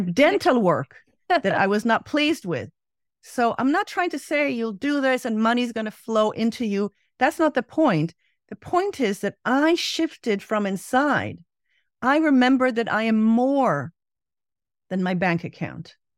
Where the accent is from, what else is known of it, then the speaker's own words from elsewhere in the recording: Israel; growing up in Israel